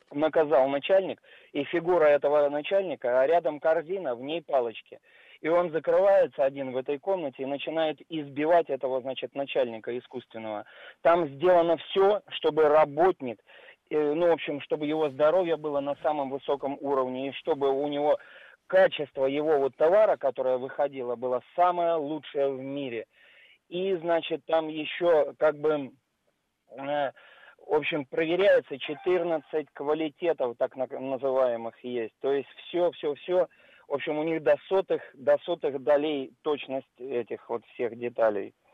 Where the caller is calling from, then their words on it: Moscow, Russia; я из Москвы.